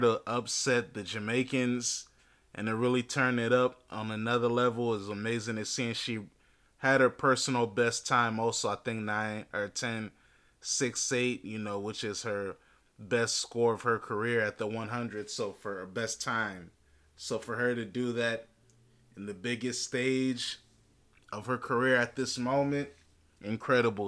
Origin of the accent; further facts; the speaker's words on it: Alexandria, Virginia, United States; I'm from Alexandria in Fairfax County.